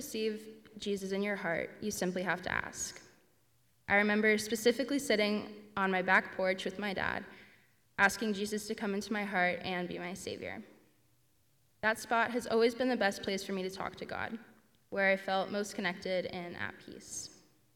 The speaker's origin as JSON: {"language": "English", "town": "Ancaster", "region": "Ontario", "country": "Canada", "tie": "born or raised there", "said": "I grew up in Ancaster"}